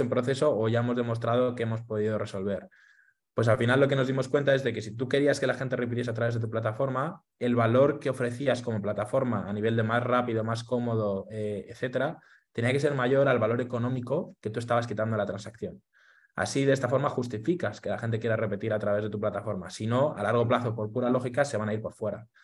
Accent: Madrid, Community of Madrid, Spain; Soy de Madrid, eh, nací aquí en, España

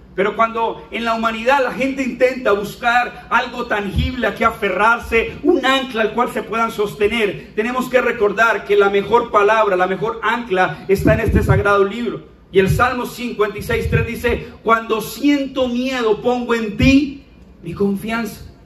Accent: Bucaramanga, Santander, Colombia; así hablamos acá, niña. Es nuestra identidad

